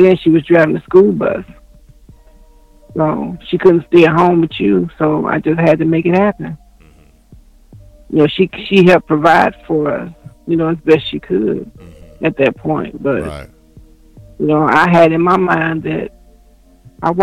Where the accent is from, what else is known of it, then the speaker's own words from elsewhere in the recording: Gary, Indiana, United States; born and raised in Gary, Indiana